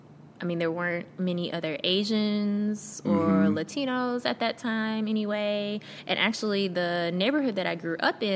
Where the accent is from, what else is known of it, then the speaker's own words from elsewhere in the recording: Memphis, Tennessee, United States; also born or lived in South Korea / Camp Lejeune, North Carolina; I grew up in Memphis.